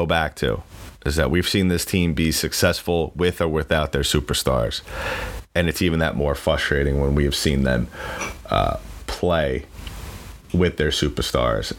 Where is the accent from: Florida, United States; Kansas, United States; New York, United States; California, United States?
New York, United States; I am from New York